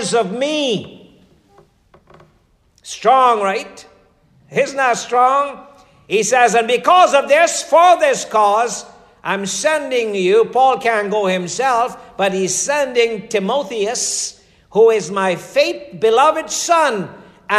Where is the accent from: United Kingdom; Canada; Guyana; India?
Guyana; moved away as an adult; I'm coming from Guyana.